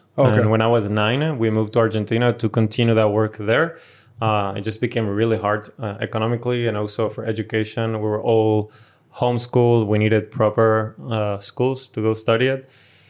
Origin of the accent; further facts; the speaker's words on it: Paraguay; born there; Yeah, so I was born in Paraguay to a Venezuelan father, a Brazilian mother